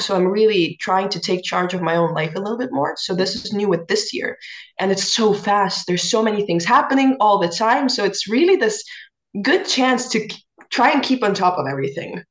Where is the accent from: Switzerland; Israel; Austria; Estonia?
Estonia; I'm a singer from Estonia